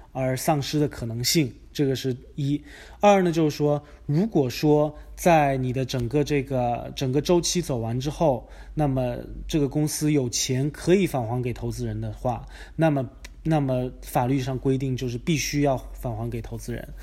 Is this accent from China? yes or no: yes; China; moved away as an adult; also born or lived in Virginia, United States; now in United States; 我是在国内长大，然后我是在，啊，人民大学读的法学院本科